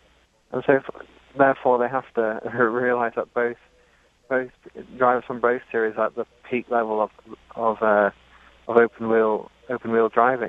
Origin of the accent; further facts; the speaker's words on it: Dubai, United Arab Emirates; now in Miami, United States; Well, I was born in Dubai. I grew up there. My parents are English.